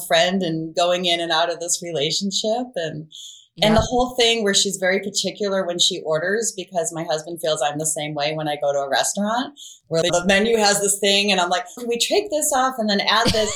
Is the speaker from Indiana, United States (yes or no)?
no; Ohio, United States; I grew up in Ohio